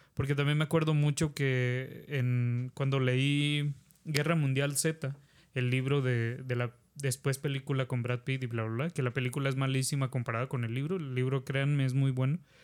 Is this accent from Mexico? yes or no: yes; Mexico; como mexicanos